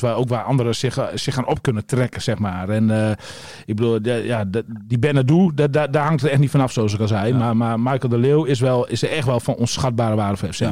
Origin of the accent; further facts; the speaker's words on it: East Drenthe, Netherlands; de streek waar ik vandaan kom, oost drenthe